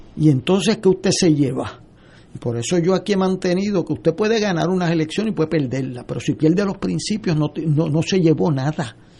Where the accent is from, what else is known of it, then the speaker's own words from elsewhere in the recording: San Juan, Puerto Rico; yo vengo de Río Piedra